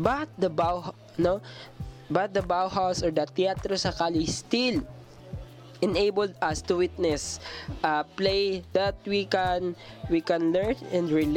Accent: Mindanao, Philippines; as a Filipino, especially a Mindanaoan

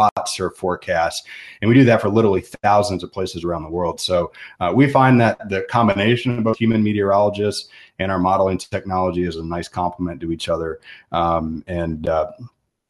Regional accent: the Virginia Peninsula, United States; I grew up in the peninsula of Virginia

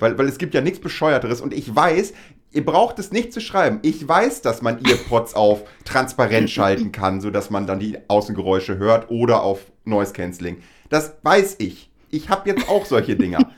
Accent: Lower Saxony, Germany; wir beide aus Niedersachsen kommen

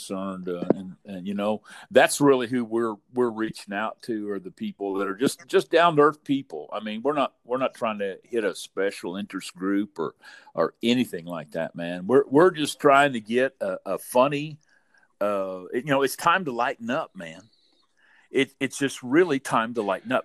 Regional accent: Southern Indiana, United States; growing up in the Midwest, you know. In Southern Indiana

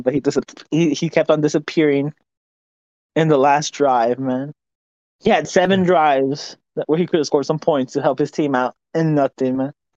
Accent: Dallas, Texas, United States; my hometown Mavericks

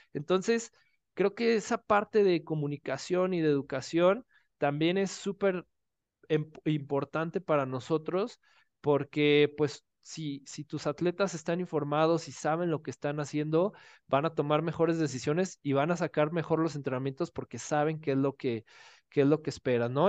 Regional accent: Guadalajara, Jalisco, Mexico; now in Mexico City, Mexico; yo soy de Guadalajara, actualmente vivo en Ciudad de México

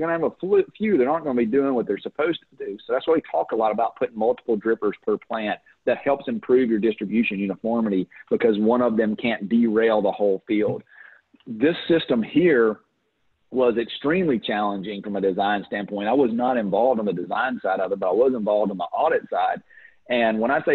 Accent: United States; also born or lived in Louisiana / Florida; I'm from Florida and Louisiana

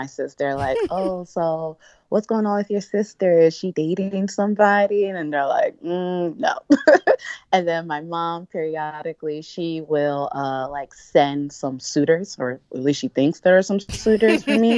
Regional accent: outside Philadelphia, Pennsylvania, United States; also born or lived in Nigeria; I'm Nigerian. So I was born in Nigeria, but I was pretty much raised in outside Philadelphia my whole life

